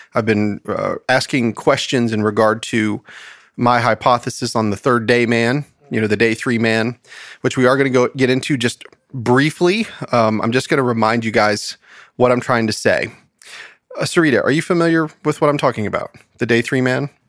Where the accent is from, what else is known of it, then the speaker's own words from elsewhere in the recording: United States; as an American